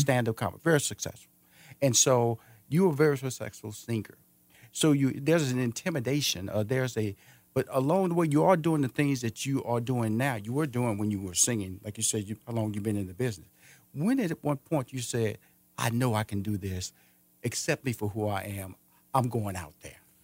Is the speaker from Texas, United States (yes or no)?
yes; Houston, Texas, United States; moved away as an adult; now in Atlanta, United States; I'm from Houston, Texas. I'm originally from there. I moved here to Atlanta in two thousand seven